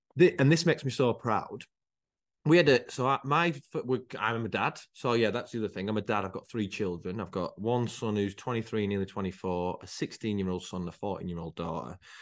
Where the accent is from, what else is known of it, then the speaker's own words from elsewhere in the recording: United Kingdom; also born or lived in Rochdale; I was brought up in a place called Harewood.